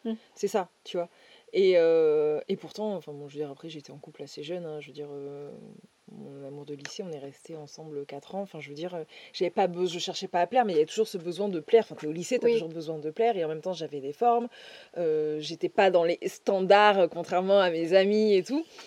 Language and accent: French; Dordogne, Nouvelle-Aquitaine, France; now in Toulouse, France; Là où j'ai grandi en Dordogne